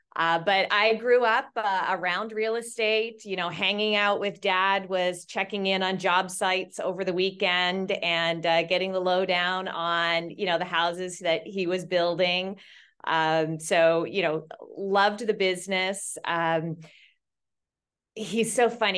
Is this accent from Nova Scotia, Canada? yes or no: yes; Nova Scotia, Canada; moved away as an adult; also born or lived in Toronto, Ontario; now in Newport Beach, United States; I was originally, uh, born and raised in Nova Scotia, Canada